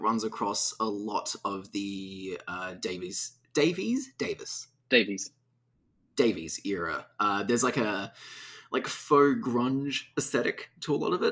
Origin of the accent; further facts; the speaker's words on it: Australia; we're Australian